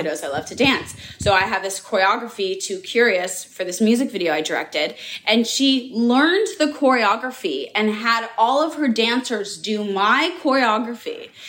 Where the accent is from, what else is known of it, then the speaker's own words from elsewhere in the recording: Los Angeles, California, United States; I grew up in Los Angeles, California